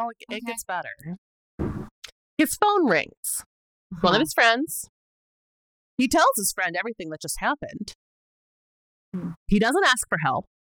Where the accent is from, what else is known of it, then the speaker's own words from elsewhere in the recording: northern Wisconsin, United States; now in Chicago, United States; I grew up in northern Wisconsin